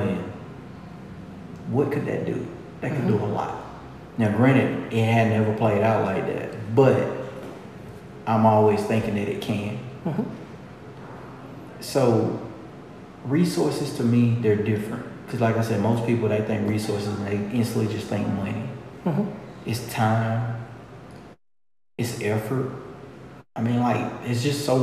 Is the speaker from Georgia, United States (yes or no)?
yes; LaGrange, Georgia, United States; I was born and bred right here